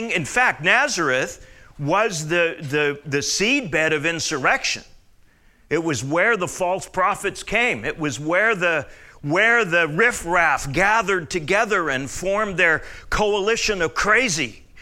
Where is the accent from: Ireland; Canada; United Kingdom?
Canada; Well, like your July the 4th, like my July the 1st, because I'm Canadian.